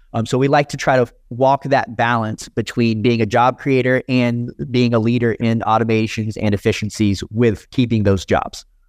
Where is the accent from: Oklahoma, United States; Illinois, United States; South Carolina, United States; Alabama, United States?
South Carolina, United States; moved away as an adult; also born or lived in California; I grew up in South Carolina, which was a pretty heavily illegal state.